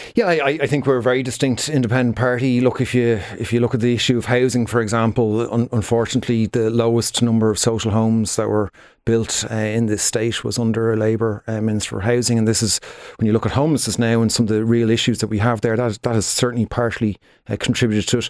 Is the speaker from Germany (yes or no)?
no; Dublin, Leinster, Ireland; I'm from Dublin myself.